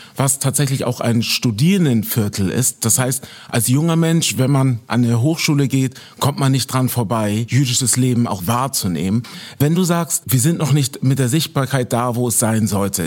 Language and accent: German; Hamburg, Germany; Ich komme aus Hamburg. Ich bin in Hamburg geboren und aufgewachsen.